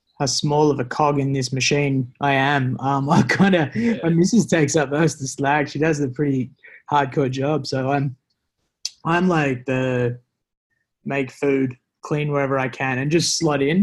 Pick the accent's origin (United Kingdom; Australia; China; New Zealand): Australia; Terrigal, New South Wales; in the Central Coast. It's just north of Sydney.